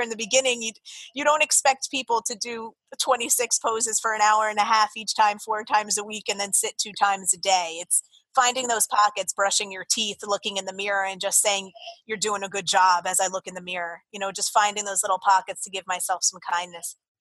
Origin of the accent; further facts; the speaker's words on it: Jersey Shore, New Jersey, United States; moved away as an adult; also born or lived in Florida; growing up on the Jersey Shore and then going to college down in Florida